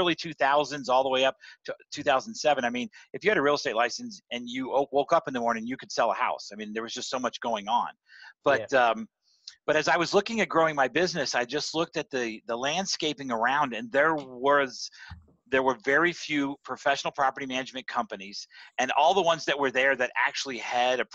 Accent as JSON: {"language": "English", "town": "San Antonio", "region": "Texas", "country": "United States", "tie": "born or raised there", "moved": "as an adult", "said": "ended up back in my hometown in San Antonio"}